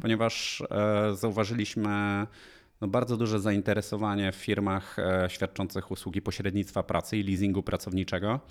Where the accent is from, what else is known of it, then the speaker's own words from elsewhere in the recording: Polanica-Zdrój, Lower Silesian Voivodeship, Poland; moved away as an adult; now in Warsaw, Poland; pochodzę z Polanicy Zdroju, przepięknej uzdrowiskowej miejscowości